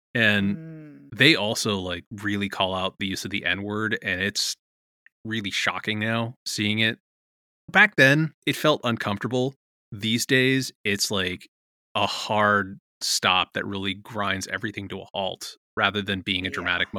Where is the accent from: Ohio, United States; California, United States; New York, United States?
California, United States; Contra Costa County; My teen years were in the Contra Costa County